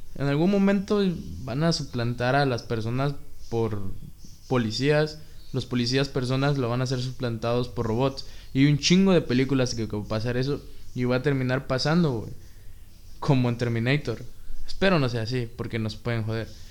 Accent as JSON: {"language": "Spanish", "country": "Mexico", "said": "Somos 126 millones de mexicanos"}